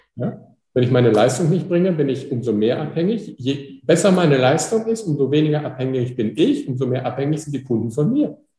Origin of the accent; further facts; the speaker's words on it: Pickelborn, Germany; ich komme aus Pickelborn